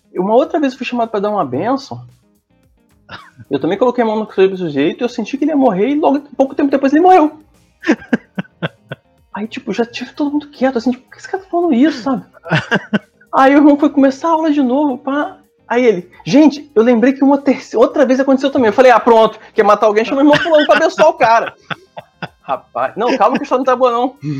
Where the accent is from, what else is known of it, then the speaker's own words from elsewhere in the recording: Nova Friburgo, Rio de Janeiro, Brazil; now in Niterói, Brazil; eu sou de Nova Friburgo